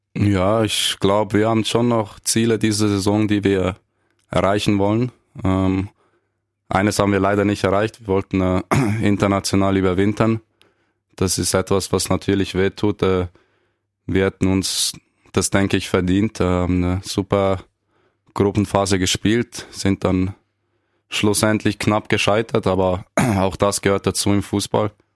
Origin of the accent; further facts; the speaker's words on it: Switzerland; accent: mix of Bernese and Basel German; Ich bin, bin in der Schweiz geboren